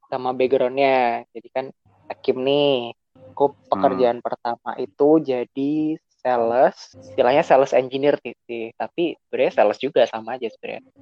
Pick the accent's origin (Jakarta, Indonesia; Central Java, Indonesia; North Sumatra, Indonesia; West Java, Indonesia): Central Java, Indonesia; Semarang; born there; also born or lived in Yogyakarta; now in Sidoarjo, Indonesia; Asalku ribet sih. Aku lahir di Semarang. uh, kuliah di Jogja. Sekarang tinggal di Sidoarjo.